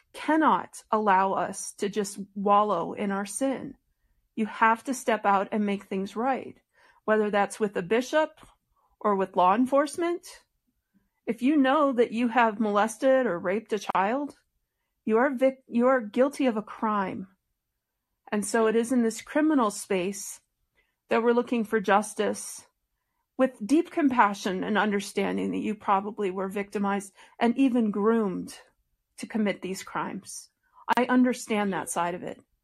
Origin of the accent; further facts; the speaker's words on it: Detroit, Michigan, United States; now in Colorado, United States; I was born in Detroit, Michigan, into a family that were faithful members of the Church of Jesus Christ of Latter day Saints